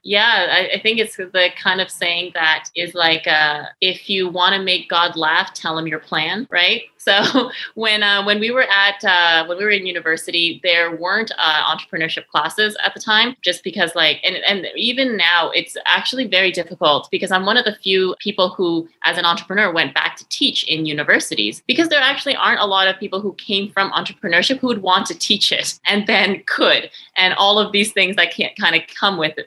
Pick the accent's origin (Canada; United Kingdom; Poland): Canada; Victoria, British Columbia; also born or lived in Montreal, Canada / France; I'm originally born in Victoria, BC